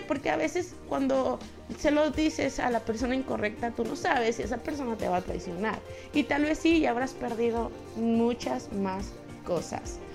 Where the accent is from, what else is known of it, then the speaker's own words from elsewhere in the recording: Mexico; somos mexicanos, tú sabes, el mexicano habla así